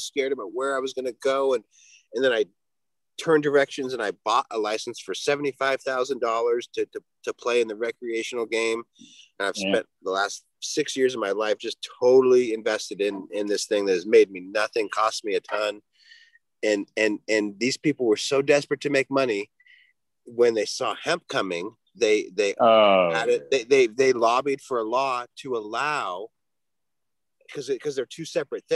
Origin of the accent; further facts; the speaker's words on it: Washington, United States; also born or lived in Minnesota / Oregon; I'm from Washington, but at the time when they legalized, I was living in Minnesota